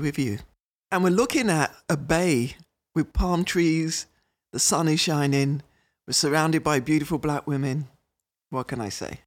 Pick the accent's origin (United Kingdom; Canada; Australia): United Kingdom; moved away as an adult; now in Minnesota, United States; I'm British